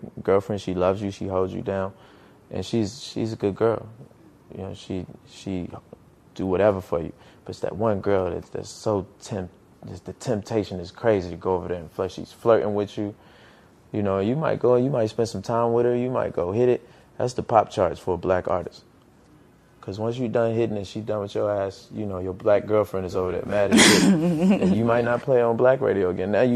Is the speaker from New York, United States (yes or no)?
no; Petersburg, Virginia, United States; my hometown of Petersburg